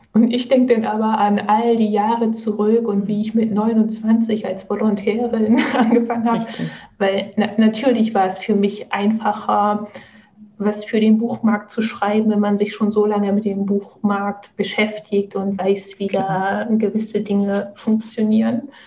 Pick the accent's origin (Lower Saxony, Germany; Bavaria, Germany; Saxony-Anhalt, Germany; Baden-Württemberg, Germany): Lower Saxony, Germany; Oldenburg; moved away; ich komme ursprünglich aus Oldenburg, also aus dem hohen Norden